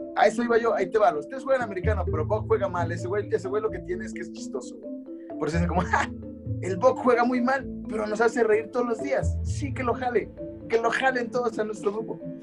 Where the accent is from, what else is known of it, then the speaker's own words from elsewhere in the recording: Mexico; como latinoamericano, no como mexicano